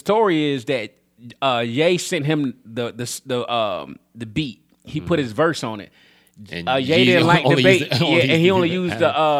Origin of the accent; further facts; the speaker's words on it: Baltimore, Maryland, United States; I'm from Baltimore. I've been here my whole life.